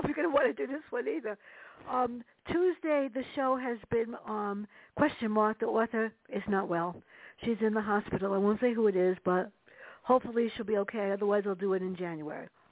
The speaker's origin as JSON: {"language": "English", "town": "New York City", "region": "New York", "country": "United States", "tie": "born or raised there", "said": "growing up in the Bronx with my sister and my mother"}